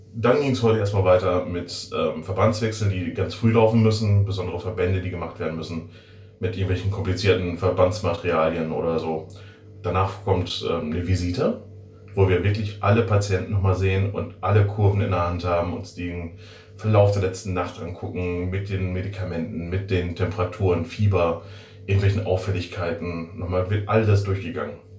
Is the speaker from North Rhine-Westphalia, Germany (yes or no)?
yes; Werther, North Rhine-Westphalia, Germany; moved away as an adult; now in Schiffdorf, Germany; Ich komme aus der wunderschönen Stadt Werther. Ich bin ein Werthers Original sozusagen